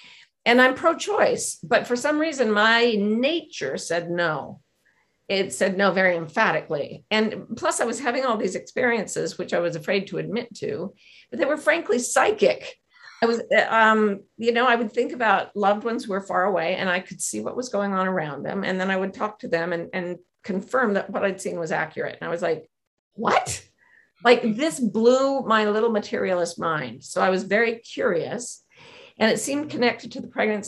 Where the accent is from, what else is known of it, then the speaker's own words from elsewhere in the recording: Utah, United States; moved away; I grew up in Utah in an ultra-Mormon family.